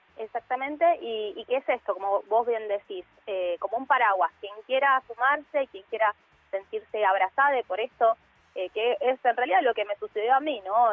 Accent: Villa Fiorito, Buenos Aires Province, Argentina; also born or lived in Lanús; yo vivo en Lanús, estoy en el sur del conurbano, me crié en Villa Fiorito

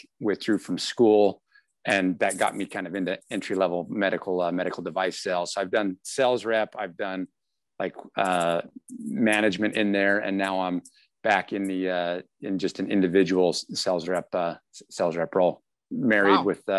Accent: Salt Lake City, Utah, United States; now in Spokane, United States; I am I grew up in Salt Lake area. I'm now in Spokane

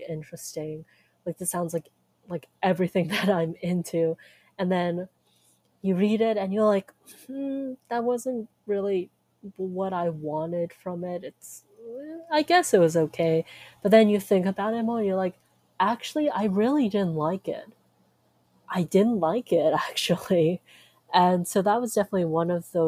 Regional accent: United States; I'm Chinese American

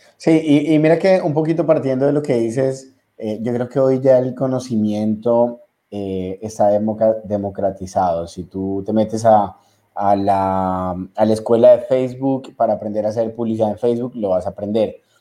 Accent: Ecuador

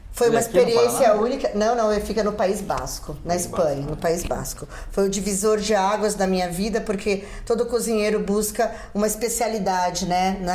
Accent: Paraguay; born there; É, fomos, é, nasci no Paraguai, mas fui naturalizada brasileira.

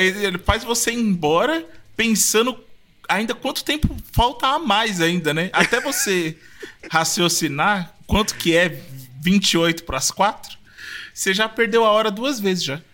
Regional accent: São Paulo, Brazil; eu fui criado no, na época que em Pinheiros, é, a gente aqui de São Paulo

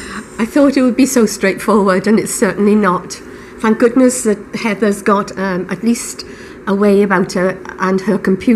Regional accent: Wales, United Kingdom; accent: Welsh lilt; moved away as an adult; now in Denmark; It's a Welsh lilt. And I'm very proud to have kept my accent

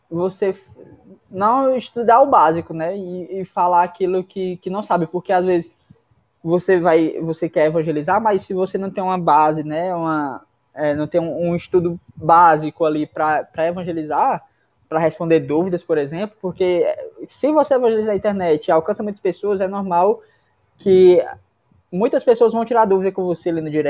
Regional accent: Fortaleza, Ceará, Brazil; sou de Fortaleza. Moro do lado do céu, que é onde tem o, o né? O céu é o condomínio espiritual Irapuru, que é onde fica a minha comunidade, comunidade Regina Paz

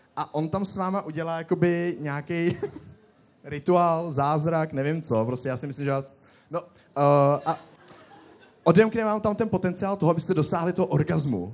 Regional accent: Most, Ústí nad Labem Region, Czechia; Já jsem z Mostu

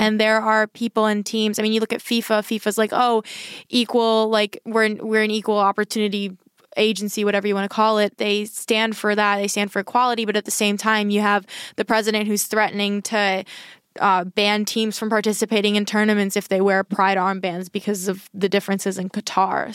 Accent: United States; I'm an American

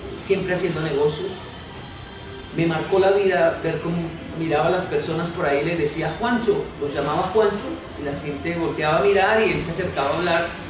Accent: Bogotá, Colombia; also born or lived in Japan; soy colombiano, soy de Ciudad Bolívar

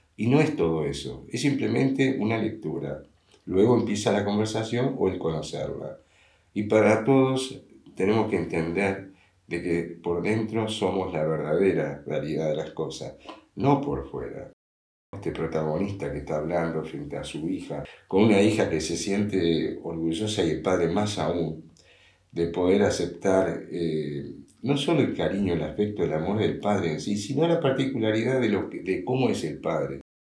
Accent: Montevideo, Uruguay; yo nací, me crié en un colegio en el Instituto Crandon de Uruguay, Montevideo, Uruguay

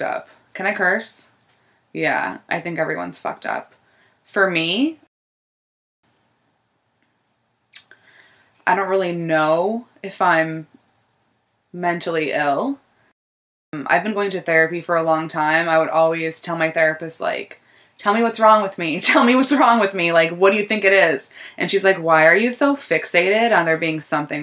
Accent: Scranton, Pennsylvania, United States; I am from Scranton, Pennsylvania

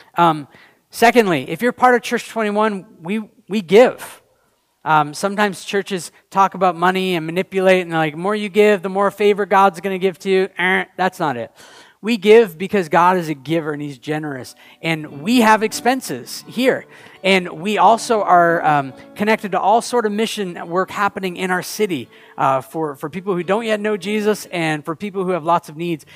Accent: United States; also born or lived in Canada; we were both born in the U.S.

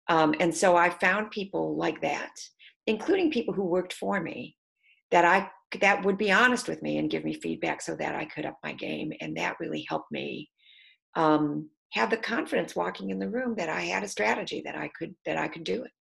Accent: Detroit, Michigan, United States; moved away; I'm from Michigan, I'm from Detroit, so I didn't grow up with grits.

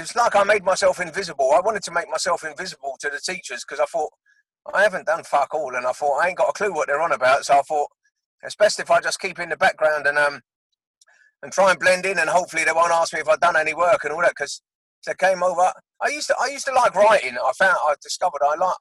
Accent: London, United Kingdom; moved away as an adult; now in Surrey, United Kingdom; I was born in Willesden, northwest London, and that's where I was brought up.

